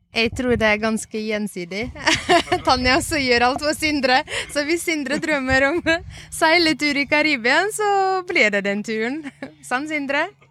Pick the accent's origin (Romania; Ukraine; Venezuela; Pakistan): Ukraine; now in Norway; Jeg er opprinnelig fra Ukraina.